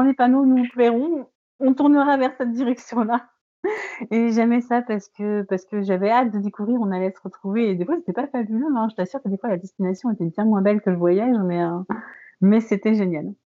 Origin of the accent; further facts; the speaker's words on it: Paris, Île-de-France, France; now in Brittany, France; je ne suis pas bretonne, je suis parisienne